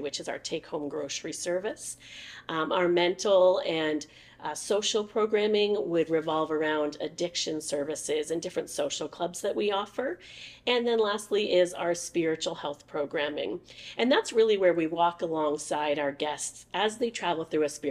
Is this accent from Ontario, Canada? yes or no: yes; Oshawa, Ontario, Canada; now in Leamington, Canada; I was born and raised in Oshawa, Ontario.